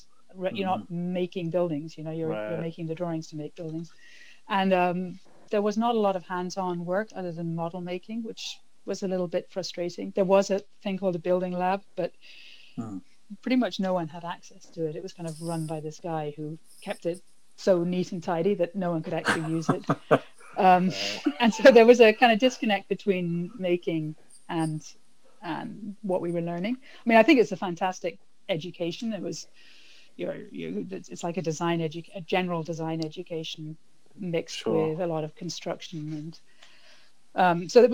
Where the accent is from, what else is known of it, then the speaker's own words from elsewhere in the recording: Ireland; moved away as an adult; I grew up entirely in Ireland and lived there.